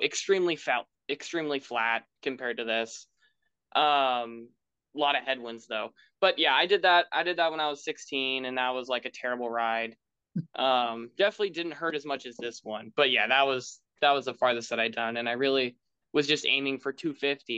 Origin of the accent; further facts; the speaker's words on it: Bloomington, Indiana, United States; I'm from Bloomington